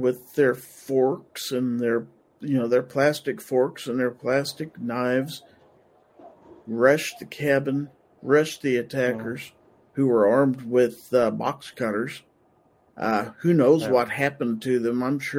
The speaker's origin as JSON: {"language": "English", "country": "United States", "said": "But I was proud of us being the American people and our attitudes and our unity."}